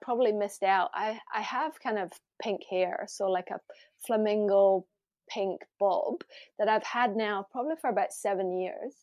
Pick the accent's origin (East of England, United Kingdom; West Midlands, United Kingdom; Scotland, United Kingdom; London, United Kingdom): Scotland, United Kingdom; Glasgow; moved away; I grew up in Glasgow